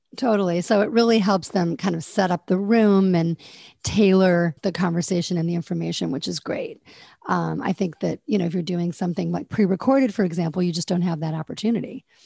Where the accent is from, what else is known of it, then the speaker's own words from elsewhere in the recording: Fort Wayne, Indiana, United States; moved away; I'm originally from Fort Wayne, Indiana